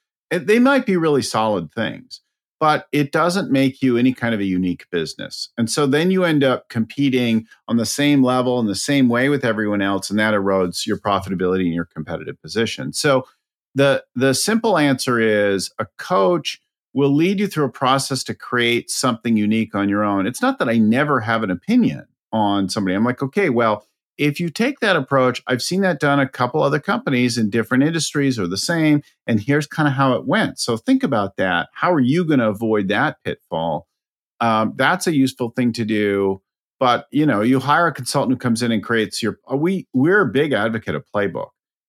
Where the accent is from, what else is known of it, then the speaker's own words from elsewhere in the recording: California, United States; I'm from California, right?